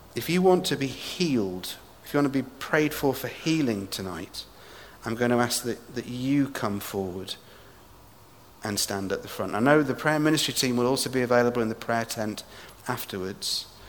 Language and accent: English; England, United Kingdom; moved away as an adult; now in Edinburgh, United Kingdom; somebody who is from England, now living in Scotland.